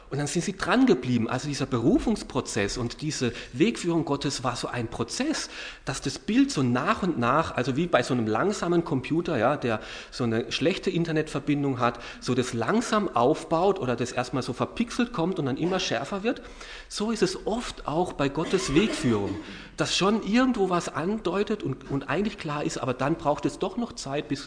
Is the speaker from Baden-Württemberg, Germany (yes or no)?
yes; Karlsruhe, Baden-Württemberg, Germany; wir werden, wenn wir in Deutschland sind, immer wieder in meiner Heimatstadt äh, bei meinen Eltern unterkommen, in Karlsruhe sein.